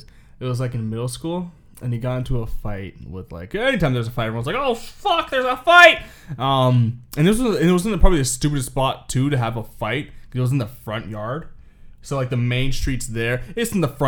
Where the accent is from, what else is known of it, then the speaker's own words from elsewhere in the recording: Canada; We're Canadian